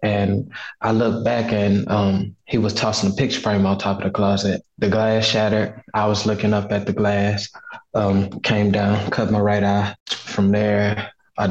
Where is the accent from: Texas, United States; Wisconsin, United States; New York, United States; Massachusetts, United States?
Texas, United States; Houston; born or raised there; now in Atlanta, United States